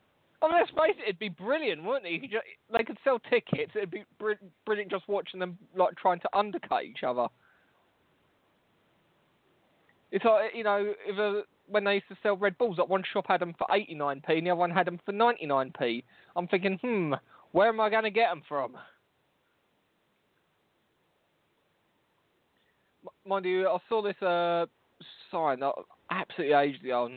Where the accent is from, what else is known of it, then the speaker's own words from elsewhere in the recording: London, United Kingdom; accent: London; I have a London accent.